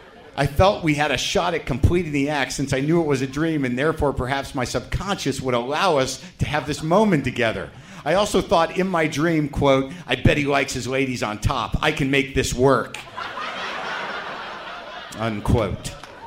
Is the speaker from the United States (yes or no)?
yes; New Mexico, United States; I grew up in New Mexico. That's where the fingering took place.